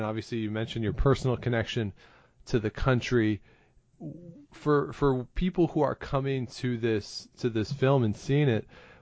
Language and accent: English; outside of Toronto, Ontario, Canada; I grew up outside of Toronto